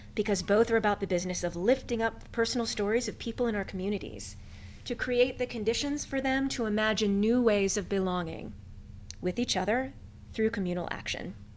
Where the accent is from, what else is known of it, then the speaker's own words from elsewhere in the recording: West Virginia, United States; moved away as an adult; also born or lived in Amherst, Massachusetts; now in Kentucky, United States; I was born and raised in West Virginia